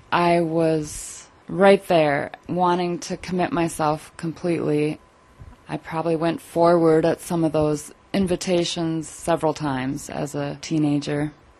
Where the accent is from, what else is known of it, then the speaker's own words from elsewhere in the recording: St. Paul, Minnesota, United States; Mostly in Minnesota. I was born in St. Paul. Did a lot of traveling around in my early years.